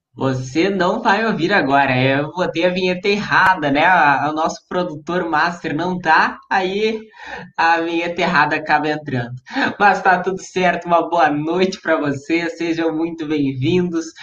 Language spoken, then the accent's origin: Portuguese; Uruguaiana, Rio Grande do Sul, Brazil; also born or lived in São Borja; eu sou de Uruguaiana, o Giovanni também